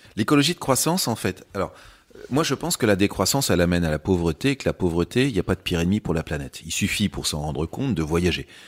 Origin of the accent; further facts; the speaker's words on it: Châtellerault, Nouvelle-Aquitaine, France; moved away as an adult; also born or lived in London; je venais surtout de, de Châtellerault, qui est, la ville euh, voilà où j'ai où j'ai grandi